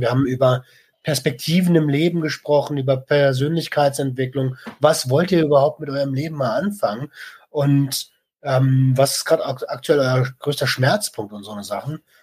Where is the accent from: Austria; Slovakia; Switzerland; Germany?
Germany; bei uns in Deutschland